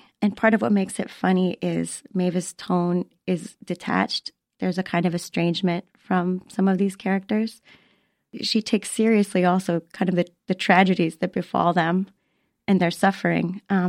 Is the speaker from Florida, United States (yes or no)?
yes; Florida, United States; growing up in Florida